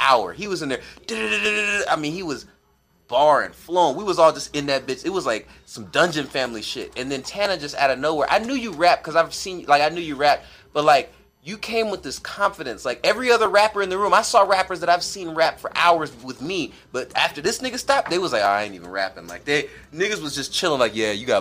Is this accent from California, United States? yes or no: no; Atlanta, Georgia, United States; I'm from, like, Atlanta. I was born in Atlanta